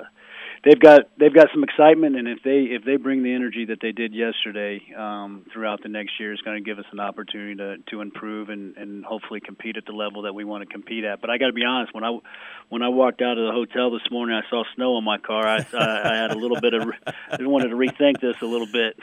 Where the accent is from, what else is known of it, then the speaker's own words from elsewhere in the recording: Jasper, Indiana, United States; also born or lived in Los Angeles, California; now in Muncie, United States; I'm from Jasper, Indiana